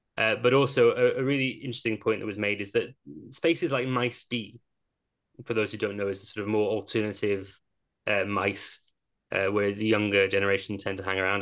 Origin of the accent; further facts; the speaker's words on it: Welsh, Wales, United Kingdom; as a Welsh Arsenal fan